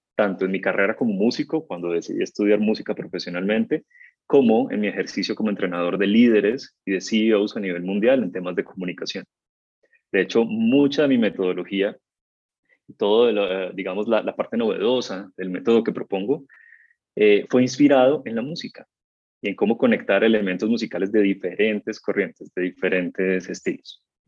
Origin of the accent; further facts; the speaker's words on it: Cali, Valle del Cauca, Colombia; yo nací en Cali, en el Valle del Cauca, en Colombia